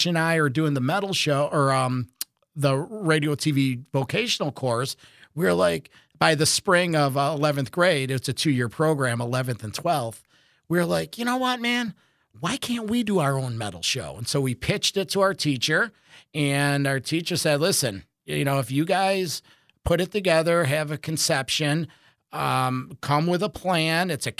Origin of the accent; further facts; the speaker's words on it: Penfield, New York, United States; I'm a metalhead from Penfield